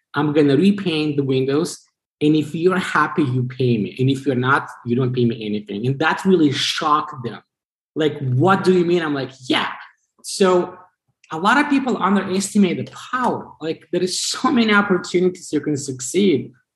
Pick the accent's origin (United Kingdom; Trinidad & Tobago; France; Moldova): Moldova; Chisinau; English is a second language; moved away as an adult; also born or lived in Vermont, United States; now in United States; So I was born in Chisinau, uh, the capital of the country.